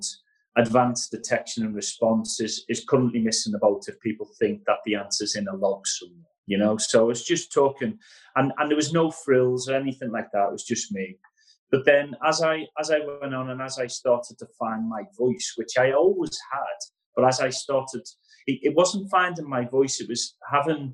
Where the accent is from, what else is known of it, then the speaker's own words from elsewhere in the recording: Liverpool, North West England, United Kingdom; All of my life, growing up in Liverpool